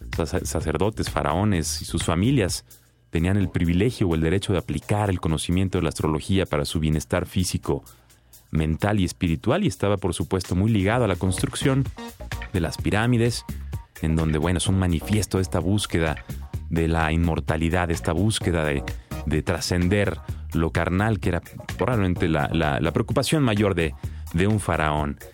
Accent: Mexico

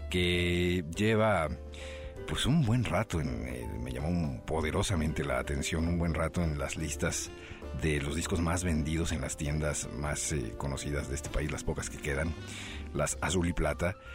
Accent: northern Mexico, Mexico; Exacto, exacto. Somos norteños.

